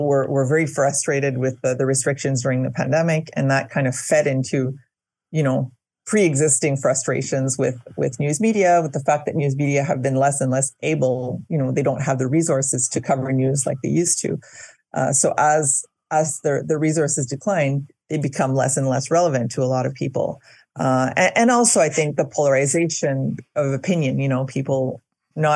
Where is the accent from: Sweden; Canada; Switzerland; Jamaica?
Canada; Winnipeg, Manitoba; now in Quebec, Canada; I'm originally from Manitoba, and I grew up in Winnipeg.